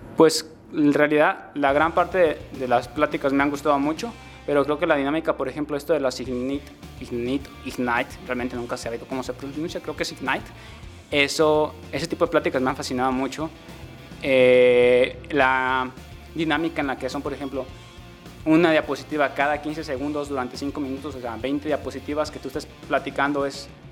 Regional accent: La Huerta, Jalisco, Mexico; also born or lived in Seattle; now in Guadalajara, Mexico; soy de un pueblo que se llama La Huerta, nací allí, pero en el año 2000 me mudé a Guadalajara y desde entonces he estado aquí

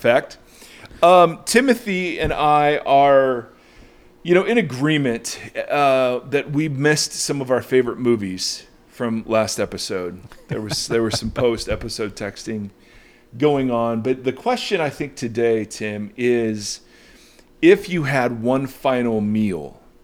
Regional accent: Ohio, United States; moved away; also born or lived in California; growing up in Ohio, we had authentic Mexican food called chichis

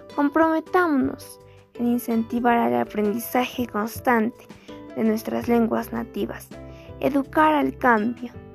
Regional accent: Peru

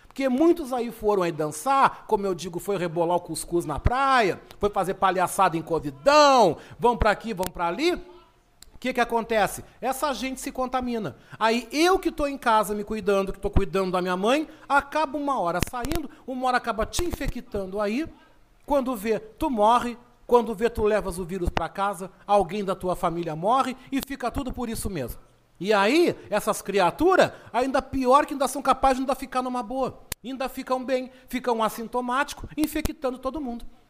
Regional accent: Rio Grande, Rio Grande do Sul, Brazil; now in Porto Alegre, Brazil; Mas com dois mesinhos de vida bem bonitinho, eu fui para Rio Grande

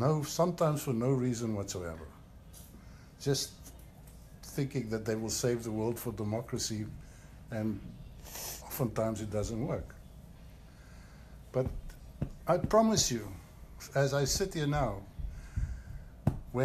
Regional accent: South Africa; also born or lived in Switzerland; now in United States; I'm from South Africa

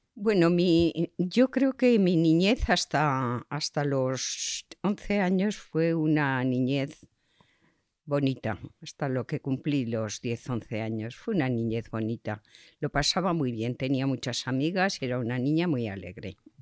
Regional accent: Zaragoza, Aragon, Spain; also born or lived in Barcelona / Chodes; En mi familia era una familia conocida en Zaragoza, pero con medios económicos muy escasos.

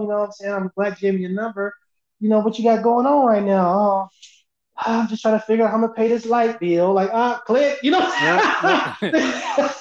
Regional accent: the Bay Area, California, United States; I'm from the Bay Area

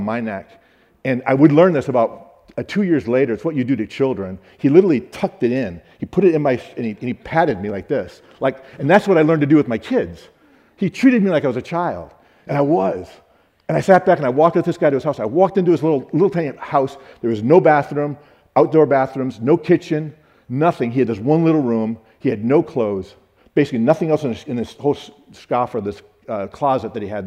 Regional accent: Michigan, United States; I'm from Michigan

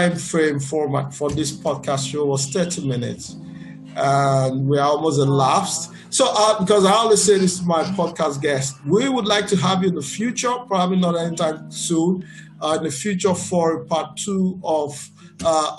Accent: Benin City, Edo, Nigeria; I grew up in Benin

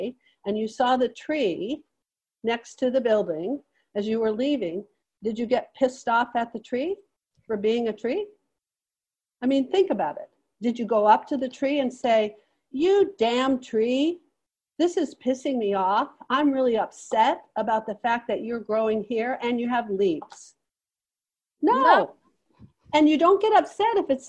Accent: United States; I'm an American

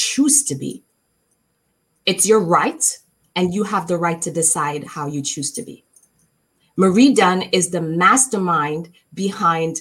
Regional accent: Jamaica; I am from Jamaica. I am from the islands. I love my country

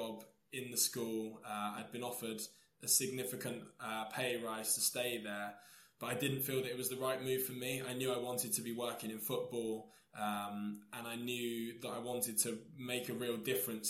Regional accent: Taunton, South West England, United Kingdom; now in Portsmouth, United Kingdom; I grew up in Somerset, in Taunton, and it was very much a white-dominated area

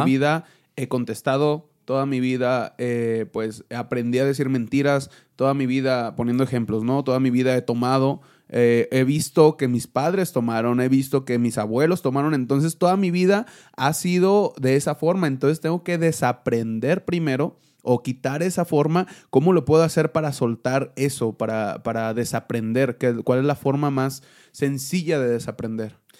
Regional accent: Mexico; Cuando estamos en México, somos mexicanos

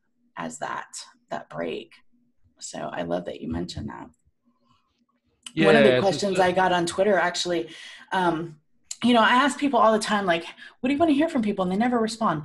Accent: Cocoa Beach, Florida, United States; moved away as an adult; now in Washington, DC, United States; I grew up like near Cocoa Beach

